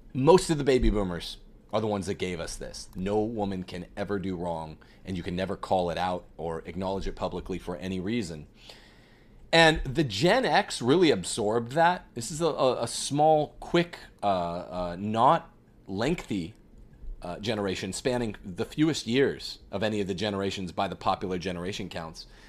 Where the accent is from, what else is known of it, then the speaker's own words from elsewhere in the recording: Bakersfield, California, United States; We are from Bakersfield.